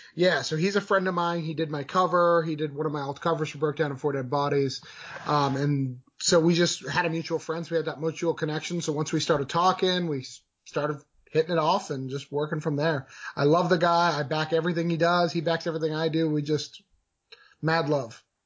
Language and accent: English; New Hampshire, United States; moved away as an adult; now in Florida, United States; I'm born and raised in New Hampshire